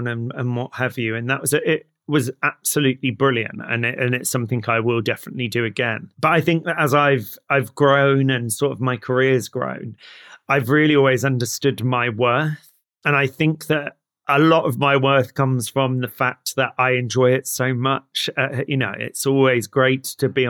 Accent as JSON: {"language": "English", "area": "Somerset", "region": "South West England", "country": "United Kingdom", "tie": "born or raised there", "also_born_or_lived": "London", "said": "I was born in London, in East London, but I was brought up down in Somerset"}